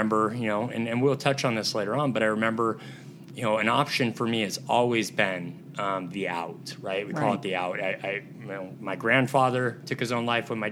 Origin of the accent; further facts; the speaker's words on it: Southern California, United States; moved away as an adult; I'm from Southern California